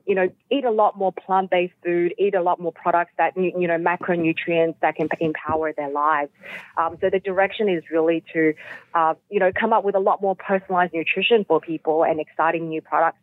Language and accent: English; Shanghai, China; moved away; I was born in Shanghai myself.